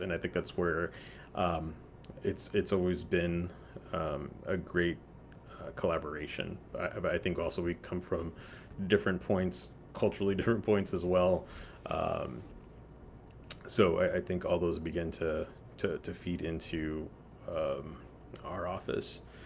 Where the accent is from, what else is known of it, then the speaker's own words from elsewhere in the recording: San Antonio, Texas, United States; also born or lived in Houston; I grew up in San Antonio